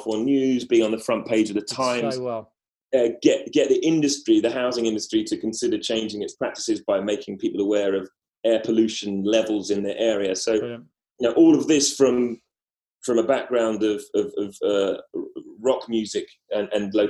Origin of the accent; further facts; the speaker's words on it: London, United Kingdom; accent: Cockney; I don't know if my accent's Cockney, but it's certainly not Scottish